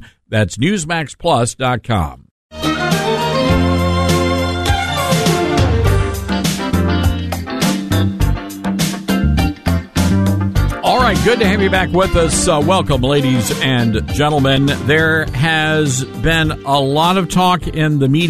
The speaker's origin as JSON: {"language": "English", "region": "Tennessee", "country": "United States", "said": "I'm from Tennessee"}